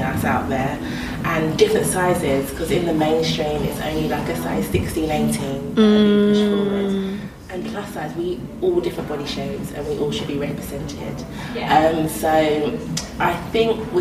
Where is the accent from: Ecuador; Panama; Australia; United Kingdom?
United Kingdom; London; I'm from South East London